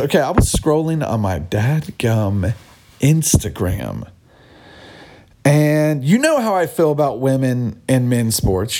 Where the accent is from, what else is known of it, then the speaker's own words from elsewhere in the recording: United States; We're from America